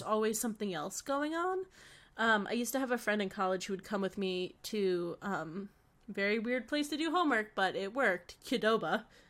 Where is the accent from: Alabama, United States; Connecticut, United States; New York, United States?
Connecticut, United States; now in Boston, United States; we're both from Connecticut